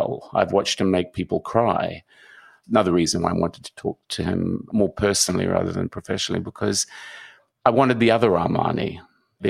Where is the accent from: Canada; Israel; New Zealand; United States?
New Zealand; he called my accent Australian British, and I'm from New Zealand